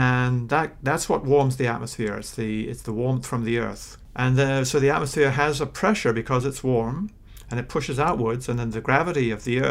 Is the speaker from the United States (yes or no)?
no; New Zealand; moved away; I grew up in New Zealand.